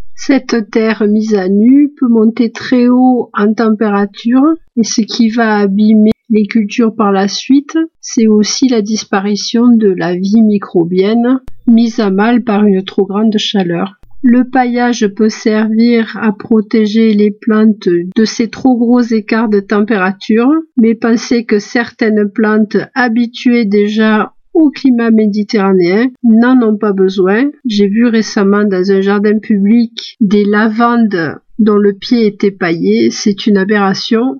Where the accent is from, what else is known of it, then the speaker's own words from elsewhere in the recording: Nîmes, Occitania, France; je suis née à Nîmes, pays de canicule si l'année.